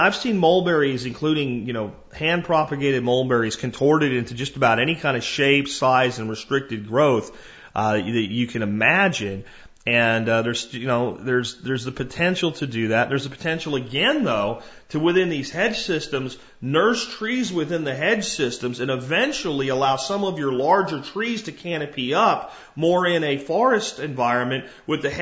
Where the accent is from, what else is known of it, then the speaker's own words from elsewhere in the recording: Jacksonville, Florida, United States; an apartment complex I grew up in Jacksonville, Florida in.